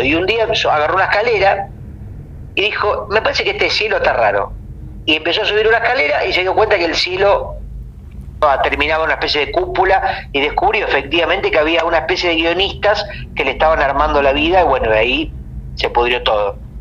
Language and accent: Spanish; Mar del Plata, Buenos Aires Province, Argentina; also born or lived in Uruguay; En Mar del Plata, por ejemplo, donde yo nací